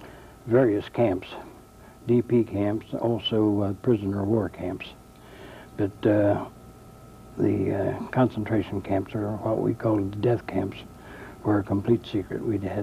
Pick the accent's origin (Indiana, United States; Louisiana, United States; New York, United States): Indiana, United States; Union City; I was born in Union City, Ohio, and under a year old, I was moved to Union City, Indiana with my parents, and I've been a lifelong resident of Union City, Indiana.